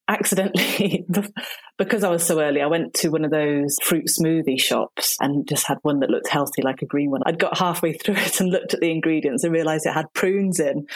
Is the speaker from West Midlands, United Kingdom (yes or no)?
yes; Shropshire, West Midlands, United Kingdom; accent: northern; moved away as an adult; also born or lived in Nottingham; now in Dorset, United Kingdom; I was brought up in Shropshire